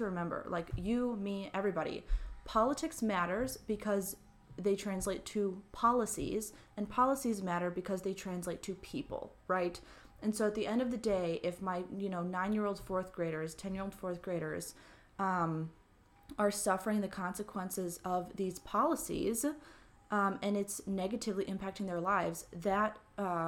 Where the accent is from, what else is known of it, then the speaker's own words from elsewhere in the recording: Mendota Heights, Minnesota, United States; also born or lived in Atchison, Kansas / Plymouth, Minnesota; I grew up in Mendota Heights, Minnesota, so literally just across the river from St. Paul